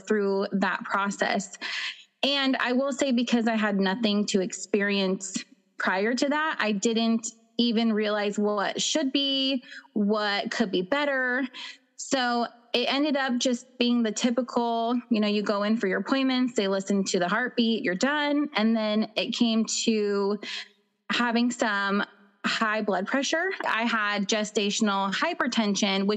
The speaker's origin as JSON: {"language": "English", "area": "Pacific Northwest", "region": "Washington", "country": "United States", "said": "I'm from the Pacific Northwest. So in Washington State"}